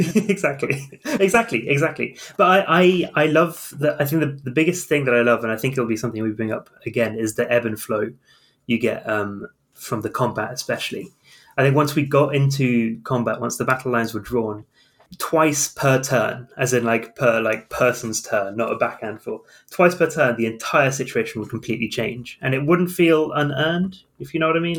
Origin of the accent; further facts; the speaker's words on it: South of England, United Kingdom; I come from the South of England